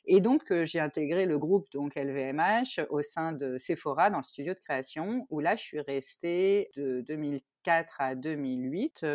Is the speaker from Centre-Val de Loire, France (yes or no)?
yes; Tours, Centre-Val de Loire, France; moved away as an adult; also born or lived in Paris / Australia; now in Germany; je suis originaire moi de Tours